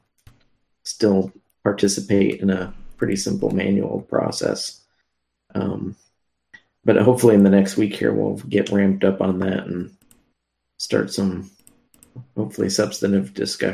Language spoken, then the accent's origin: English; Pasadena, California, United States; my hometown of Pasadena